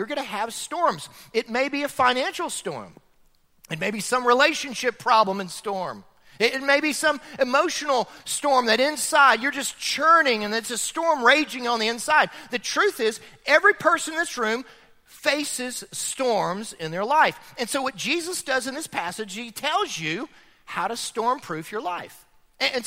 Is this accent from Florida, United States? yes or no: yes; Florida, United States; now in Chattanooga, United States; I grew up in Florida